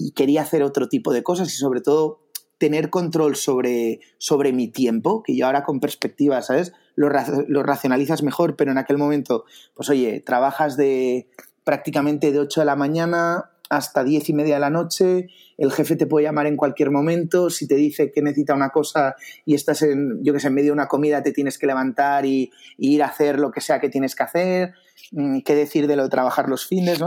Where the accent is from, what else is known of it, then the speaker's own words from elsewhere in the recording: Barcelona, Catalonia, Spain; yo, soy de Barcelona, eh, del 84.